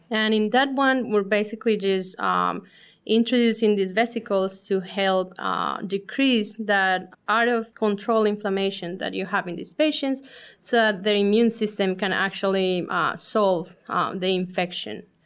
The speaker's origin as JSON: {"language": "English", "country": "Colombia", "moved": "as an adult", "lives_now": "Columbus, United States", "said": "we're originally from Colombia"}